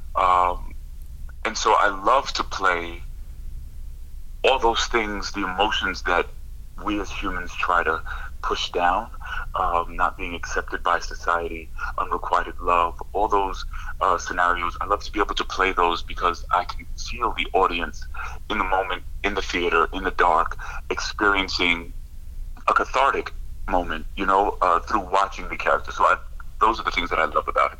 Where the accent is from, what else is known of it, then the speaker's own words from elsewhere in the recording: Long Island, New York, United States; I grew up in Long Island, New York